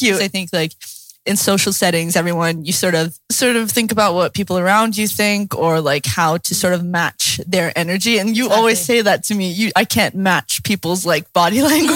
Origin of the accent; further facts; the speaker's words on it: the Bible Belt, the South, United States; I grew up in the Bible Belt